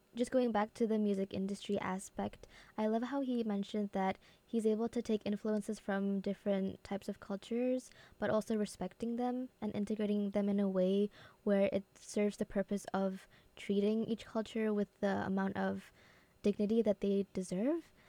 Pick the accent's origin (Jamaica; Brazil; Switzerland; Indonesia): Indonesia; moved away; I come from Indonesia